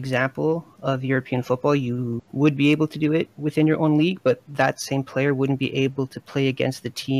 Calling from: Montreal, Quebec, Canada; I'm calling from Montreal, Quebec.

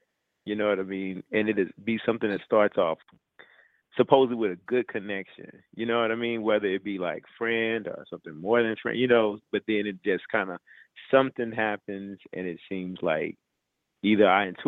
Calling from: Houston, Texas, United States; Yeah, I am calling from Houston, Texas.

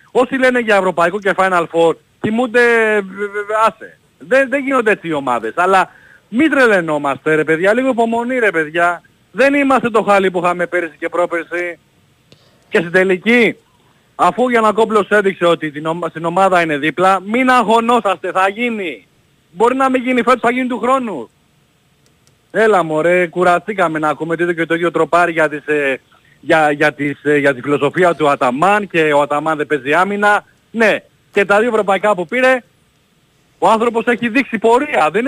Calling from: Brisbane, Queensland, Australia; Ο … είμαι από το Brisbane.

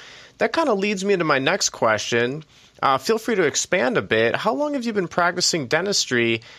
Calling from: Milwaukee, Wisconsin, United States; We're calling from Milwaukee, Wisconsin, but you know, it's a mid-40s, so that's pretty good for us.

